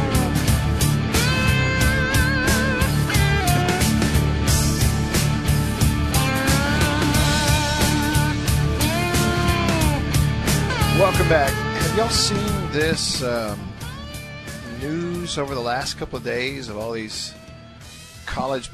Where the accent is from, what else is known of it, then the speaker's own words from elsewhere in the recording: Alabama, United States; growing up in Alabama, my dad and I, we were dove hunting